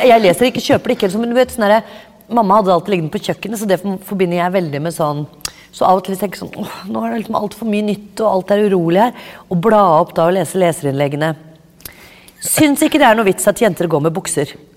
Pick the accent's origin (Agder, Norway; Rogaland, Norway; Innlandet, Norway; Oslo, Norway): Oslo, Norway; jeg er fra Oppsal